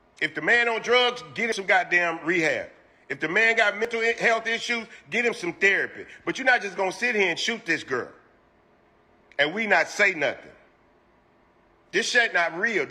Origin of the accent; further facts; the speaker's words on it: Houston, Texas, United States; I'm from Houston